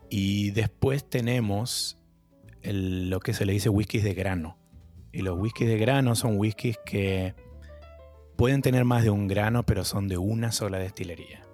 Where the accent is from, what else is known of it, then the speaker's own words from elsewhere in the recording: Argentina; moved away as an adult; also born or lived in New York, United States; now in Boston, United States; me fui de Argentina en crisis